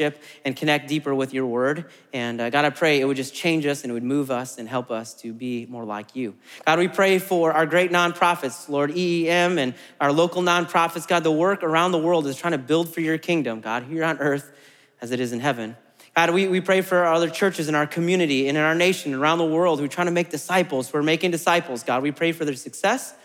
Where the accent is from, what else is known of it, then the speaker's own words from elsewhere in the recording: Midwest, United States; also born or lived in Germany; now in Murfreesboro, United States; I'm from the Midwest, and we're I think, fairly friendly in the Midwest